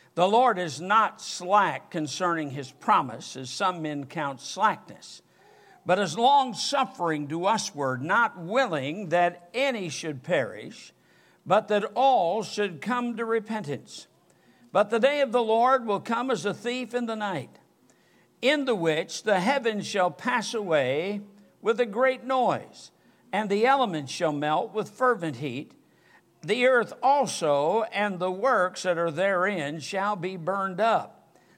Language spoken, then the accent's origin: English; Michigan, United States; now in Alabama, United States; I'm from Michigan